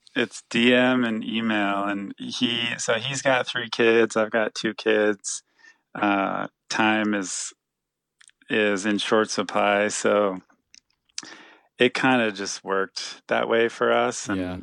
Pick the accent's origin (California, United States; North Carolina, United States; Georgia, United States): California, United States; San Jose; we're both from San Jose